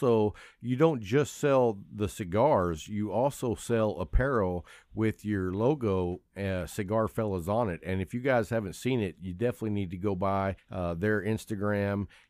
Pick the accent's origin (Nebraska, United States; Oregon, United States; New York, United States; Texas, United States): Texas, United States; I'm from Texas